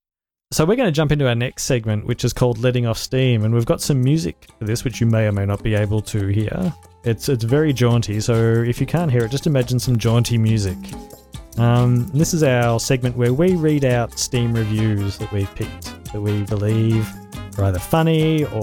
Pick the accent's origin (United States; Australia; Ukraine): Australia; as an Australian